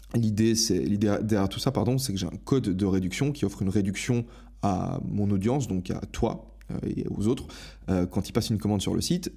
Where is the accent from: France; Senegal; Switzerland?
Switzerland; moved away as an adult; j'ai quitté ma Suisse natale